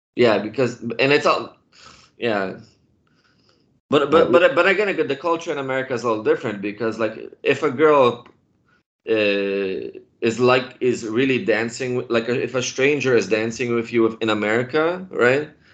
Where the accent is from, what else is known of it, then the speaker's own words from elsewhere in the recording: Poland; moved away; I started drinking beer in Poland when I was ten years old